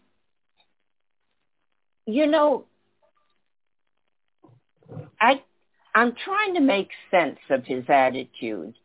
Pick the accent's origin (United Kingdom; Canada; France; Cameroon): France; Paris, Île-de-France; I grew up in Paris during the Algerian War